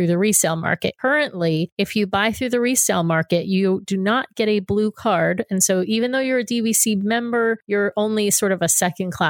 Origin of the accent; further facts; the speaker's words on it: New York, United States; moved away; I'm from New York originally